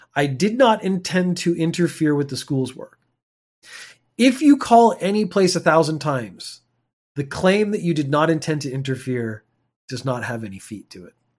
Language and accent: English; Canada; moved away; I'm a Canadian.